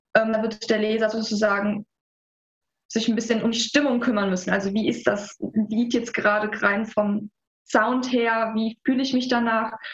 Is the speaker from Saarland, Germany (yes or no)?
yes; Saarland, Germany; wir sind beide Saarländer.